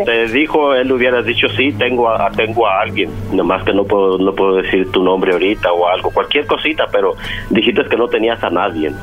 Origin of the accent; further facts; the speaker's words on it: Mexico; yo soy de México